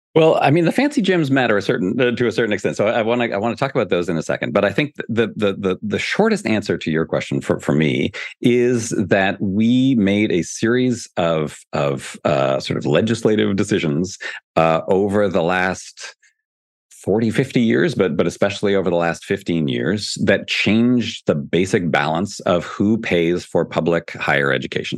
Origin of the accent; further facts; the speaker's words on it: Canada; now in United States; I'm from Canada originally